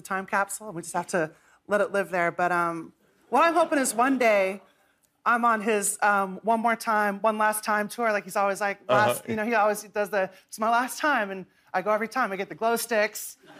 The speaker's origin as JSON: {"language": "English", "town": "Manhattan", "region": "Kansas", "country": "United States", "tie": "born or raised there", "moved": "yes", "lives_now": "New York, United States", "said": "Manhattan, Kansas, my hometown."}